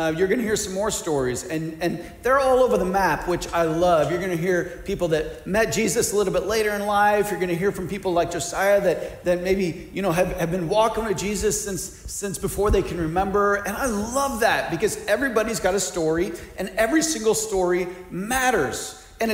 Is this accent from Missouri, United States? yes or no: yes; Missouri, United States; now in Ohio, United States; I grew up in Missouri